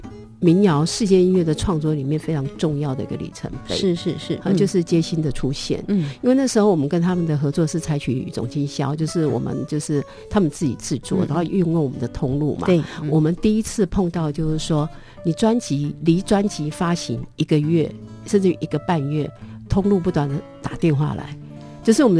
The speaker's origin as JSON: {"language": "Chinese", "town": "Taitung", "region": "Taitung County", "country": "Taiwan", "tie": "born or raised there", "said": "因为我自己从从小在台东长大，"}